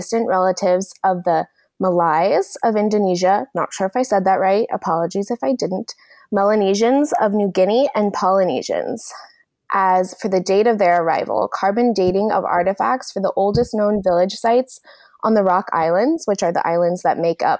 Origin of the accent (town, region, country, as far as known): United States